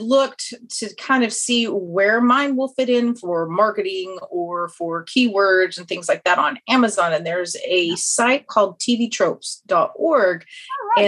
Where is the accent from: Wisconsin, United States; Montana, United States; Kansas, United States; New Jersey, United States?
Kansas, United States; accent: Kansas twang; moved away as an adult; now in Austin, United States; I'm originally from Kansas, so I have the nice Kansas twang, but I'm currently in Texas